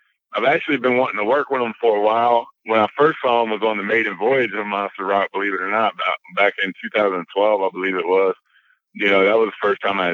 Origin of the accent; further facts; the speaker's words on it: Las Vegas, Nevada, United States; I'm from Vegas